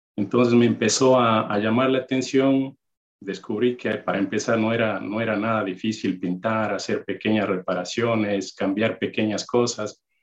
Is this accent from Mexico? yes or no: no; Ibarra, Imbabura, Ecuador; moved away as an adult; also born or lived in Maryland; now in United States; nací en Ecuador, una ciudad, Ibarra, mi, mi ciudad natal